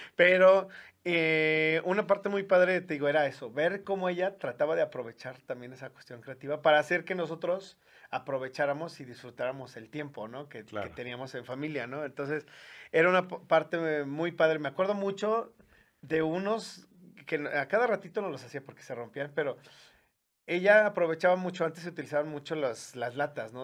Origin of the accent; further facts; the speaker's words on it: León, Guanajuato, Mexico; yo soy originario de aquí de la ciudad de León